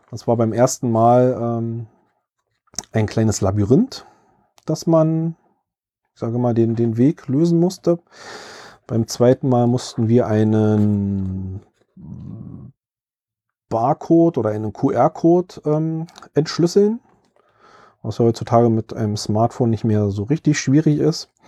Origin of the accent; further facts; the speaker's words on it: Berlin, Germany; Ich selbst kann als Berliner mich da so ein bisschen noch mit in das Buch reinversetzen, weil das Buch größtenteils in Berlin spielt.